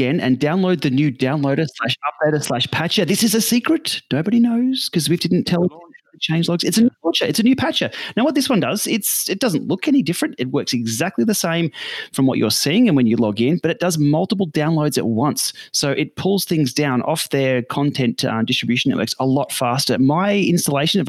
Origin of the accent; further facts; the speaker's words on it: Australia; as an Australian